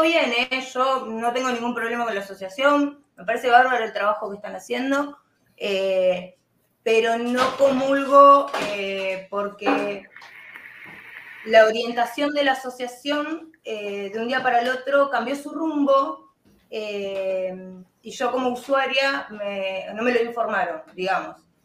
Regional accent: Argentina; acá en Argentina

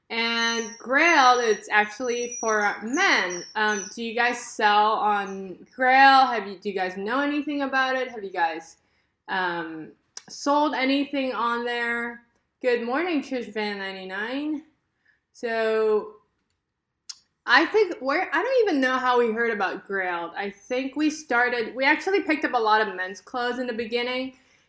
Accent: California, United States; Here in Southern California.

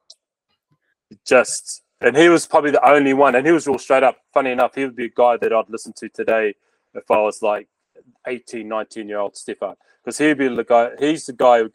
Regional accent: Bluff, Southland, New Zealand; moved away as an adult; I was from Bluff too

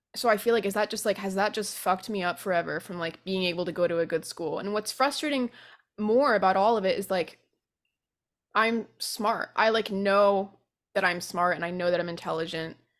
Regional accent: Vermont, United States; moved away as an adult; now in New Orleans, United States; We grew up in Vermont

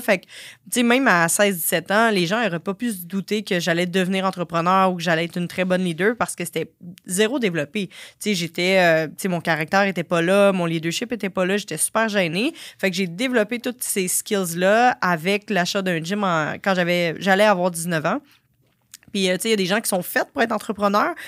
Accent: Sorel, Quebec, Canada; je viens de Sorel quand même, là, c'est, mhm. pas Montréal

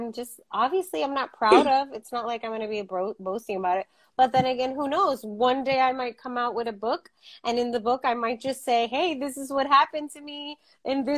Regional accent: United States; we're American

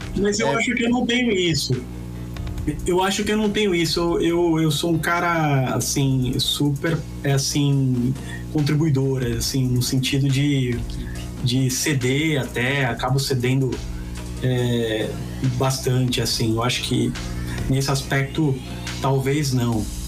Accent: Santos, São Paulo, Brazil; Eu fui criado na Vila Belmiro

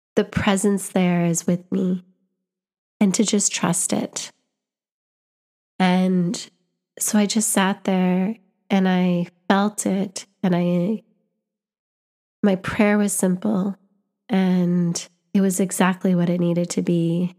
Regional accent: Canada; I'm visiting from Canada, but my family was born here.

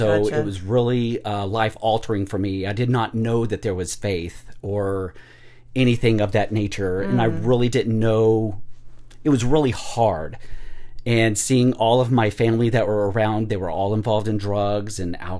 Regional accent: Cortez, Colorado, United States; born there; So, I grew up right around in here. I was born in Cortez, Colorado

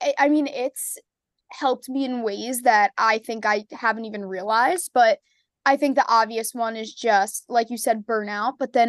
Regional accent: New York, United States; I'm a Knicks fan because I'm from New York, but I can't say I'm too dedicated.

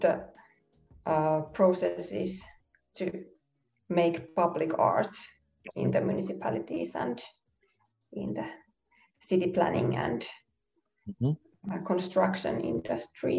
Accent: Finland; also born or lived in Helsinki; from Finland. I live in Helsinki

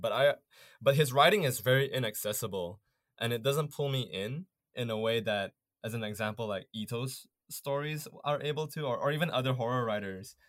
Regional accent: Malaysia; moved away as an adult; now in Canada; growing up in Malaysia

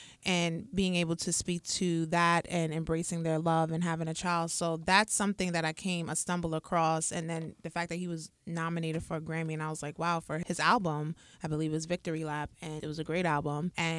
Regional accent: Crenshaw, California, United States; in California, grew up in the hard knock streets of Crenshaw. As you could imagine, life was not easy growing up in Crenshaw

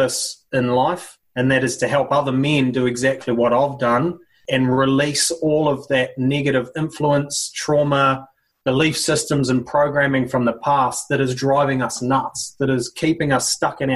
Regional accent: New Zealand; also born or lived in Sydney, Australia / Singapore / Southeast Asia; now in Brisbane, Australia; Country culture, growing up in New Zealand, rugby culture

